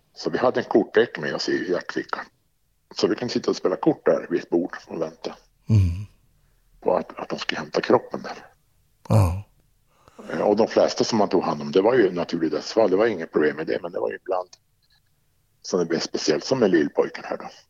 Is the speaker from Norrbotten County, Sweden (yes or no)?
yes; Arjeplog, Norrbotten County, Sweden; moved away as an adult; also born or lived in Boden / Jönköping / Stockholm / Luleå; Jag är uppvuxen i Arjeplog.